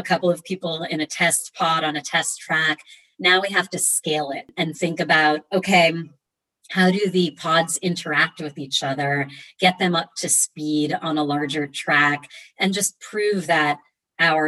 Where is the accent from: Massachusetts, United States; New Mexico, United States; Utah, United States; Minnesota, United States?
Massachusetts, United States; Boston; I was raised in Boston by Romanian engineers